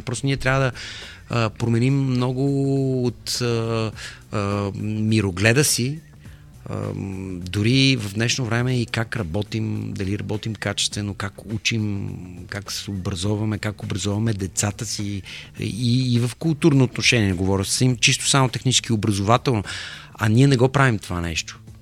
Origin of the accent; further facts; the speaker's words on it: Bulgaria; сме на Балканите и че сме българи